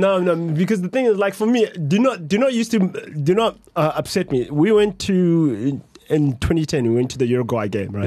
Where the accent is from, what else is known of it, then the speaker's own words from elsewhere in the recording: South Africa; I'm South African.